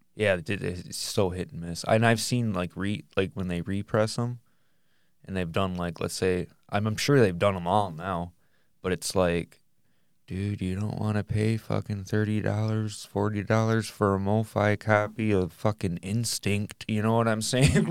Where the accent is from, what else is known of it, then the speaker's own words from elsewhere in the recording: Michigan, United States; we're from Michigan